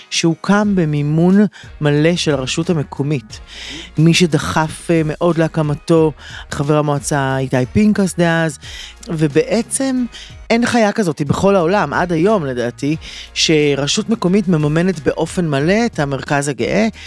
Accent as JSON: {"language": "Hebrew", "town": "Haifa", "region": "Haifa District", "country": "Israel", "tie": "born or raised there", "said": "אני נולדתי וגדלתי בחיפה, אוקיי?"}